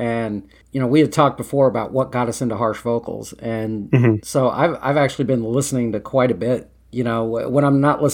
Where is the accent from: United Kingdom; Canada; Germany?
Germany; moved away; I'm from Germany